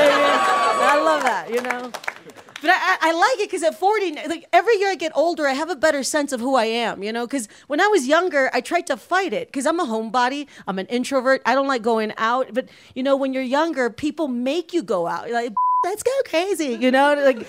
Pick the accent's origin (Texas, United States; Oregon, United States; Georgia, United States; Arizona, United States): Texas, United States; McAllen; first language Spanish; English is a second language; I'm originally from Texas. And thank you. My family, we're from South Texas. We're from Mexico. And it's really cool. I don't want to brag, but I come from a border town in the South called McAllen.